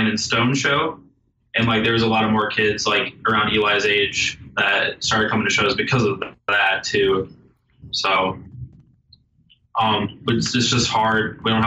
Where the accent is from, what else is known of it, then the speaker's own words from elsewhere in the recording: Iowa, United States; I'm from Iowa